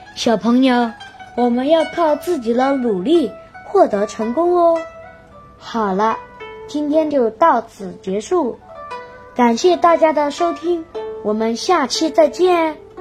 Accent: Santai, Sichuan, China; 今年九岁了。我来自狮山省三台县同川三小三年级三班

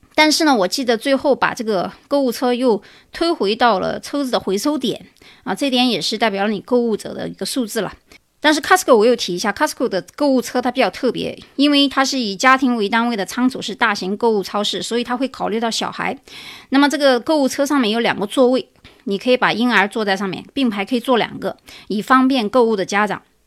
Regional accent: China; now in United States; 我们中国人

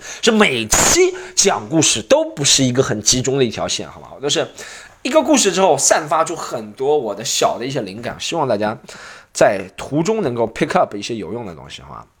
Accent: Shanghai, China; 我上海人在上海不要带身份证的。

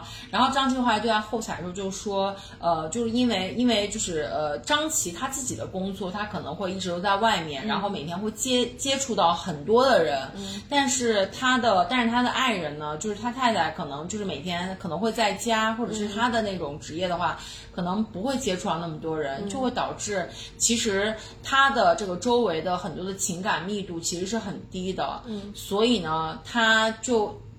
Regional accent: Xi'an, Shaanxi, China; 哦天哪，我们西安人真太好了。

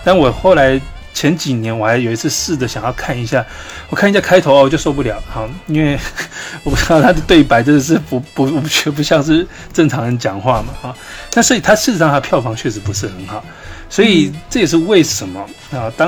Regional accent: Greater Taipei area, Taiwan; 虽然我是是在大台北地区啊长大，我我我从小也没有在台北，我对台北，我小时候我对台北也不熟

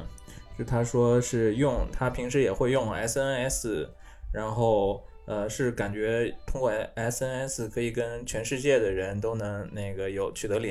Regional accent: China; also born or lived in Sapporo, Japan; now in Tokyo, Japan; 像我中国人在在日本工作嘛

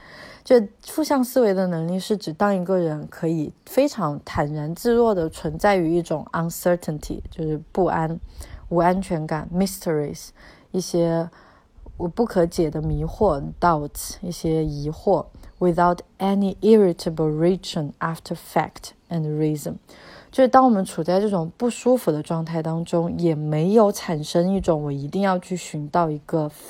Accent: China; 因为我们中国人可能只有扫墓的时候，自己祭祀自己家，嗯，祖先或者是嗯去世的长者的时候才会去这样的地方

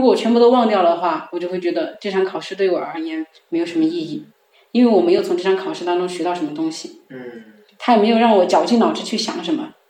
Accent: Sichuan, China; accent: Sichuanese; first language Sichuanese; 因为我是四川人，我们说的四川话嘛，有的时候我想表达一个东西很着急的，我自动就会说成四川话

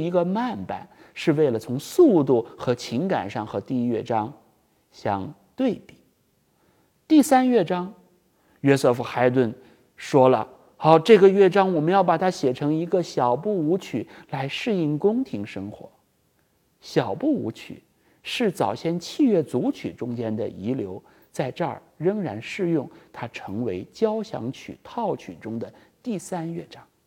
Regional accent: China; 作为我们中国人来说

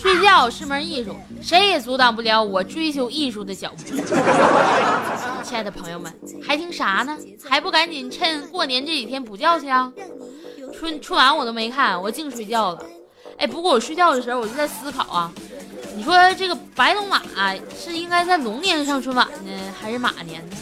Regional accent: Northeast China, China; moved away as an adult; 我是东北人嘛，来到这边儿就离家远

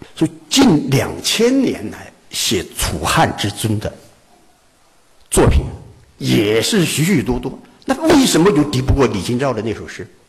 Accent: Wuhan, Hubei, China; 做我们武汉人一定要了解到

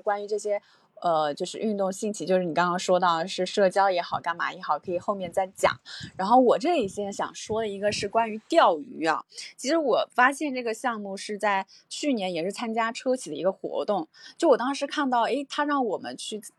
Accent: Jiangsu-Zhejiang, China; moved away; 我们江浙这个山也很多嘛

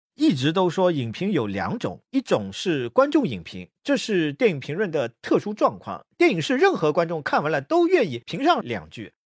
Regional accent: China; 我们大陆这边

